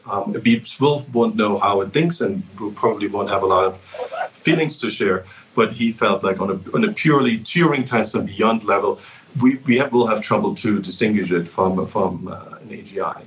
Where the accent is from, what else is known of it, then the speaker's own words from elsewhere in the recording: Germany; moved away; I grew up in Germany